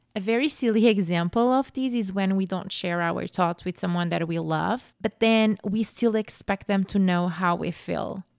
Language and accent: English; Portugal; moved away as an adult; now in United States; I'm from Portugal. So I grew up in Portugal.